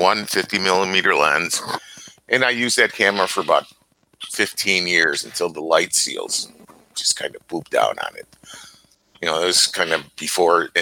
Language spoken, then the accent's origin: English; Chicago, Illinois, United States; moved away; I'm a Chicagoan living in a small town right now